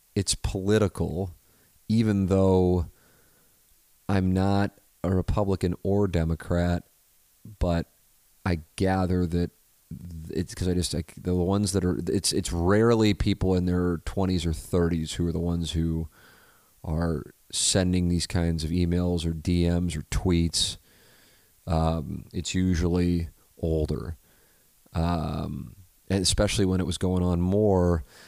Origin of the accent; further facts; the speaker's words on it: St. Louis, Missouri, United States; growing up in South St. Louis, it isn't uh, exactly uh, diverse when it comes to religion.